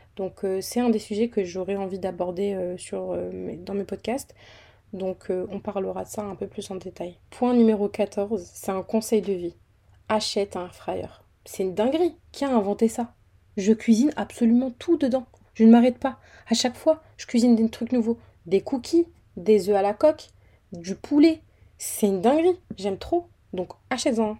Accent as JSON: {"language": "French", "town": "Fréjus", "region": "Provence-Alpes-Côte d'Azur", "country": "France", "moved": "as an adult", "lives_now": "Île-de-France, France", "said": "je viens d'une petite ville dans le sud qui s'appelle Fréjus"}